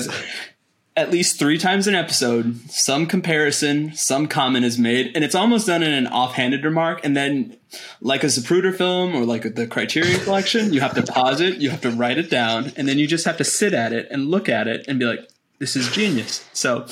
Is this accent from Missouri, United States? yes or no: yes; Missouri, United States; accent: neutral Bob Costas type; moved away as an adult; now in West Coast, United States; growing up in Missouri when we were in the Big 12 and embracing our Midwestern roots, and then when I graduated and I left Missouri to move out to the West Coast